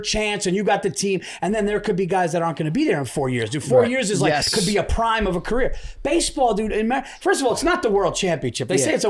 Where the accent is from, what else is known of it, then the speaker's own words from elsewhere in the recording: New York, United States; I'm a New Yorker born and raised